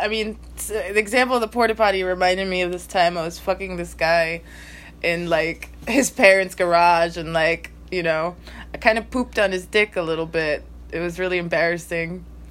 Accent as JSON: {"language": "English", "region": "New Jersey", "country": "United States", "said": "from New Jersey, by the way. And so the festival was in Pennsylvania, right?"}